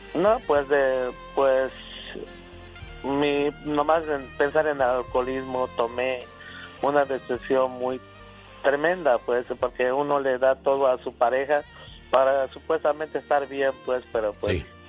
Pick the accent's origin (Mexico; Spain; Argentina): Mexico; yo soy de México